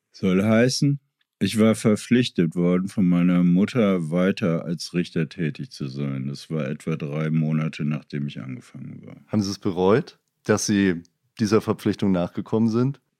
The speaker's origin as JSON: {"language": "German", "region": "Berlin", "country": "Germany", "tie": "born or raised there", "said": "ich bin ja in Kreuzberg irgendwie groß geworden"}